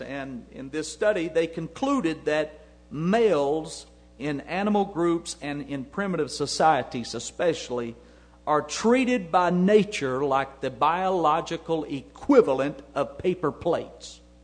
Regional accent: United States; I'm an American

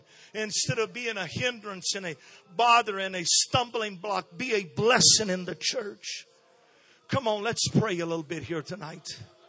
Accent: Brazil; I was born and raised in Brazil.

